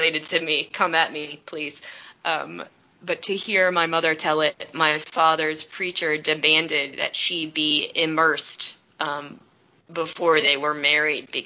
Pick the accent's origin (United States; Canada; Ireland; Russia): United States; Dublin, Georgia; I grew up in Dublin, Georgia